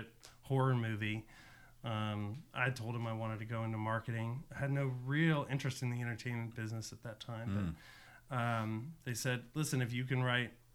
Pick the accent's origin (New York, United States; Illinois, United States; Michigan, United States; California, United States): California, United States; Los Angeles; I grew up in San Fernando Valley, which is just north of Los Angeles